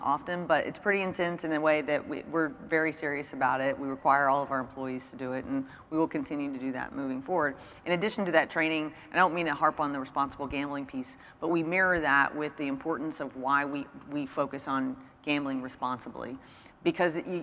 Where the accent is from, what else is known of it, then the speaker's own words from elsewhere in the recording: Kentucky, United States; moved away; also born or lived in Mississippi; growing up, I'm from Kentucky